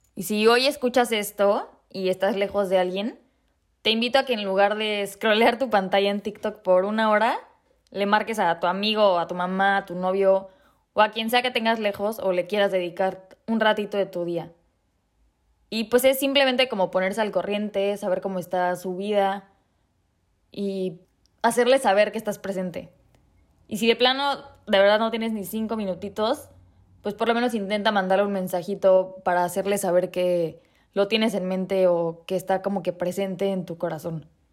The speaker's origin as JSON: {"language": "Spanish", "country": "Mexico", "moved": "as an adult", "lives_now": "Prague, Czech Republic", "said": "el 23 de enero me fui de México"}